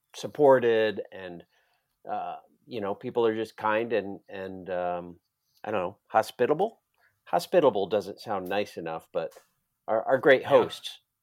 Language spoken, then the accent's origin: English; Iowa, United States; I know I'm not from Florida. I'm from Iowa